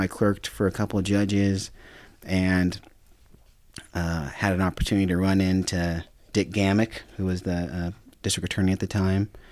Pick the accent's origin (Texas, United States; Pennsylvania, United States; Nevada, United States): Nevada, United States; Sparks; also born or lived in Reno, Nevada; I was born in, at Saint Mary's. I was, and I was raised in Sparks